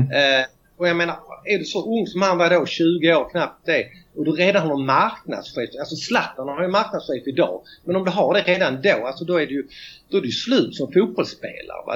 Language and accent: Swedish; Malmö, Skåne, Sweden; moved away as an adult; now in Rio de Janeiro, Brazil; jag kom från Malmö, bor nu i Rio de Janeiro, Brasilien.